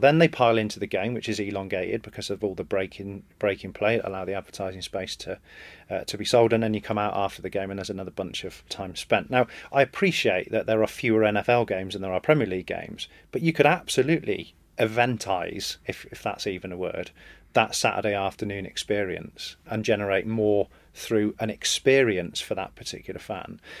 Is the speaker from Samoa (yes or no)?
no; England, United Kingdom; as an Englishman, born and bred